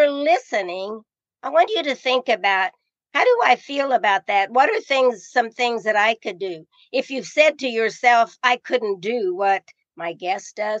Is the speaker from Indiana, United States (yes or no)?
yes; Indiana, United States; I am from Indiana, and I went to so many of their football games